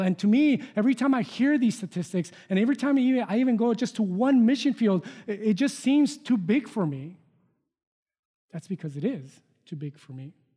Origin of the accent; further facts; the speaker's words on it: Mexico; moved away; I was born and raised in Mexico.